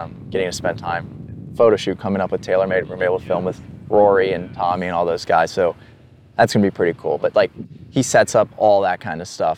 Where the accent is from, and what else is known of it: Pennsylvania, United States